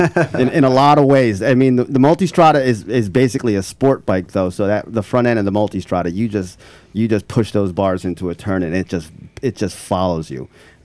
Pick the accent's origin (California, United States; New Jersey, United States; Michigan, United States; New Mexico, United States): New Jersey, United States; I am from New Jersey.